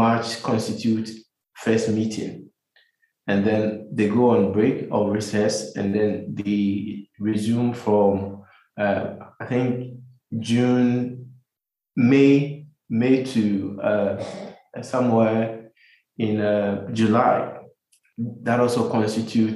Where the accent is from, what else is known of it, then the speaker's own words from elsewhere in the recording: Kumasi, Ashanti, Ghana; moved away as an adult; also born or lived in United States; now in Accra, Ghana; I grew up in Kumasi. For all my life, my education, everything was done in Kumasi, in the Ashanti region of Ghana